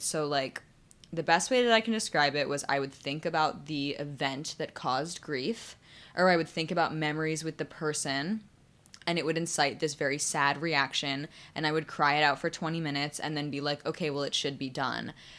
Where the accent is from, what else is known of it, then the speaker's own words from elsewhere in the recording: Sandy Hook, Connecticut, United States; I grew up in Sandy Hook